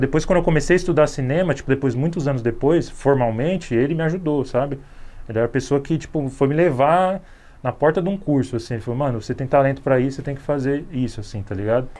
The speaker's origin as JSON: {"language": "Portuguese", "region": "São Paulo", "country": "Brazil", "said": "sou do Capão Redondo"}